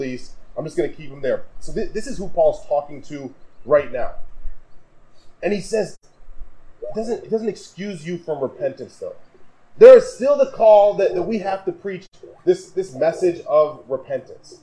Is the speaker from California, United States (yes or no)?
no; Wisconsin, United States; now in Kalamazoo, United States; growing up in Wisconsin